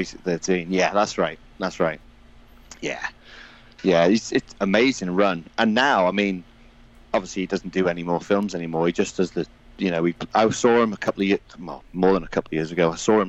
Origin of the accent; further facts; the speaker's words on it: Wales, United Kingdom; I am actually Welsh, but I have no accent. I am literally just nothing. I'm just straight as you hear me.